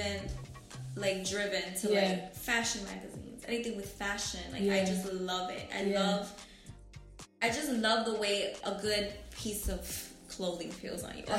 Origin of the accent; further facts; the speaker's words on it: New York City, New York, United States; I'm from Washington Heights.